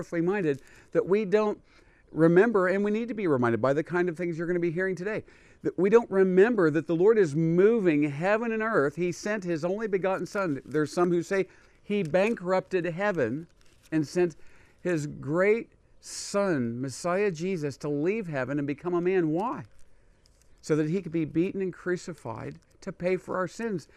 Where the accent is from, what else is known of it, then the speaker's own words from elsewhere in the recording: United States; as a Jewish person, I was born in America, not in Israel